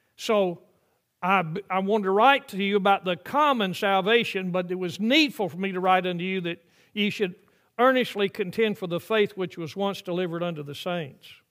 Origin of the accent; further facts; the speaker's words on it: the South, United States; I grew up in the South when there were uh, white only uh, water fountains and colored only water fountains